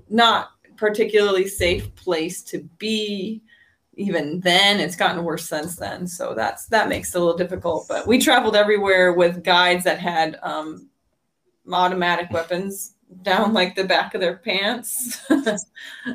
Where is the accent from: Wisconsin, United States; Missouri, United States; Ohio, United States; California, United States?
Wisconsin, United States; La Crosse; also born or lived in Provo, Utah / Rexburg, Idaho / Westby, Wisconsin; I was born in La Crosse, Wisconsin, and I lived there up until I did a summer semester at BYU Provo